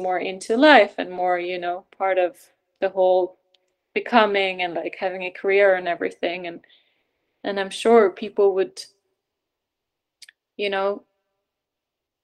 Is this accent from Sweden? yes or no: yes; Sweden; moved away; also born or lived in Norway; being Swedish or born in Norway, but growing up in Sweden